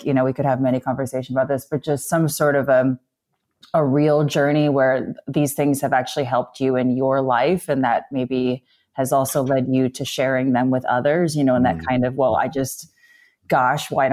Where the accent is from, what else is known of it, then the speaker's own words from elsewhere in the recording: Midwest, United States; now in East Coast, United States; I grew up in the Midwest.